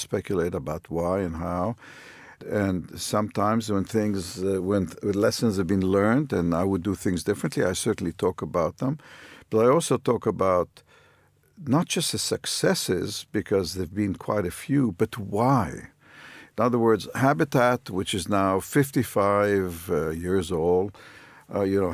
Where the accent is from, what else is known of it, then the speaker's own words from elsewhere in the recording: Haifa, Haifa District, Israel; I grew up in Haifa